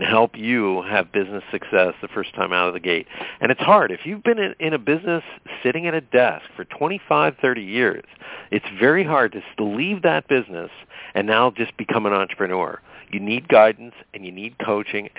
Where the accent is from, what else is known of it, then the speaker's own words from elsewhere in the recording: Pennsylvania, United States; I grew up in Pennsylvania